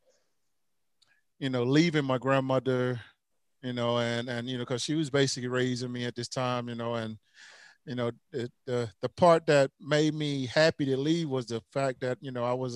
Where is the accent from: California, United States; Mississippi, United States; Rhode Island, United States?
Mississippi, United States; Magnolia; also born or lived in New Orleans, Louisiana; now in Knoxville, United States; I'm back in Knoxville, Tennessee, man. You know, originally from Magnolia, Mississippi.